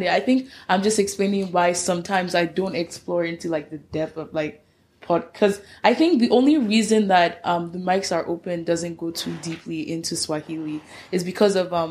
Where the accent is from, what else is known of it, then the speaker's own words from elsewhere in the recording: Nigeria; as a Nigerian, I think pidgin sounds just like English.